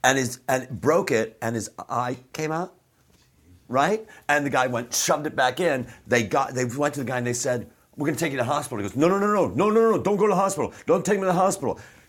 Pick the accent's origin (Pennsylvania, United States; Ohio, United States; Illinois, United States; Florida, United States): Illinois, United States; Chicago; Fucking Irish Catholic, man. I've said it before on the show. But I grew up in Chicago, which is all, you know, a lot of Irish Catholics in Chicago.